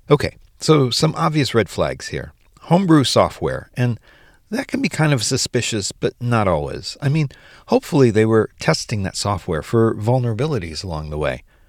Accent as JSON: {"language": "English", "country": "United States", "said": "as an American"}